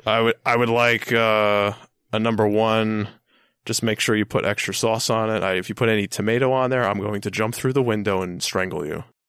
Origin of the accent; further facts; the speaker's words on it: Long Island, New York, United States; also born or lived in Bronx, New York; I've lived on Long Island pretty much my entire life. I was born in the Bronx, you know, I was, we moved to Long Island when I was, like, b, not even one. So, pretty much raised my entire life here